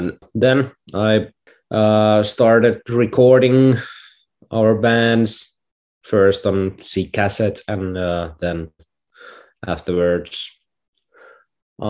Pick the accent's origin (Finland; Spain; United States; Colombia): Finland; I'm a artist from Finland